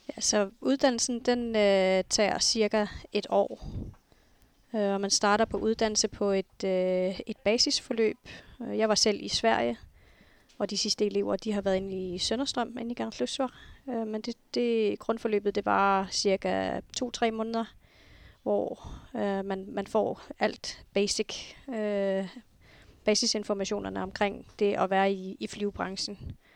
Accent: Nuuk, Sermersooq, Greenland; Jeg er født og opvokset her i Nuuk

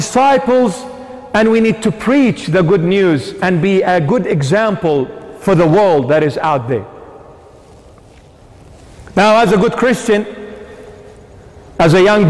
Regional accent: Sydney, New South Wales, Australia; We're growing up in the 21st century. We're growing up in the West. We're growing up in Sydney, Australia.

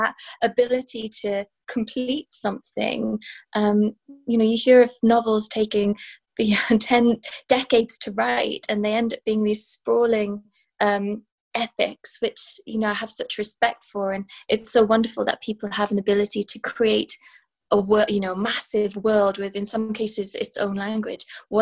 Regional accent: Wales, United Kingdom; moved away as an adult; now in London, United Kingdom; I'm Welsh, and I've inherited a particular kind of stoicism from my mother, but also just kind of from my heritage.

